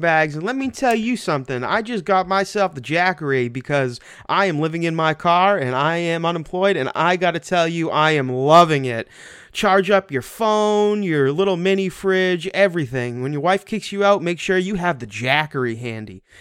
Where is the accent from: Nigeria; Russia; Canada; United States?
United States; Washington; I'm from Washington